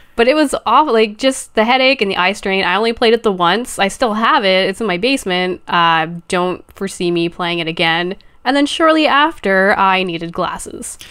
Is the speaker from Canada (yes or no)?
yes; Canada; I'm Canadian